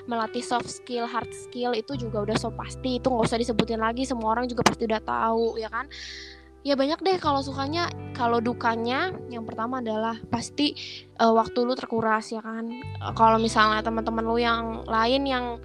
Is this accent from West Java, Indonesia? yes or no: yes; Bogor, West Java, Indonesia; gue sebenarnya asalnya dari Bogor